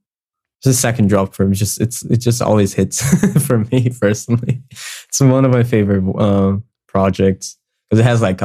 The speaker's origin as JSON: {"language": "English", "country": "Brazil", "accent": "Brazilian", "second_language": "English", "said": "improving my accent so that I don't sound too Brazilian, because I don't like the Brazilian accent."}